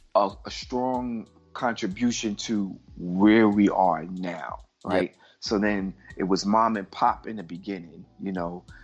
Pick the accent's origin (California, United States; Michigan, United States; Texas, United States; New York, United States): New York, United States; New York City; I'm from Brooklyn